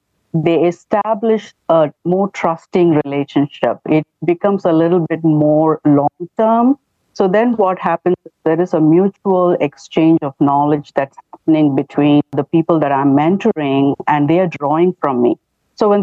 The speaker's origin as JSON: {"language": "English", "country": "India", "moved": "as an adult", "lives_now": "United States", "said": "I come from India"}